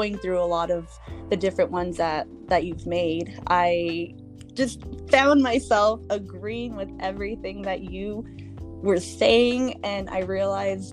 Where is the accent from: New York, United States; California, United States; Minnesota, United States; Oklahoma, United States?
California, United States; Watsonville; I am from Watsonville, California